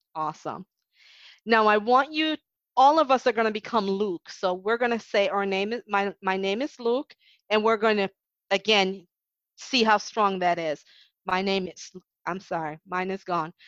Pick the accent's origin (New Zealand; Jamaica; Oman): Jamaica; moved away as an adult; now in United States; being Jamaican in Jamaica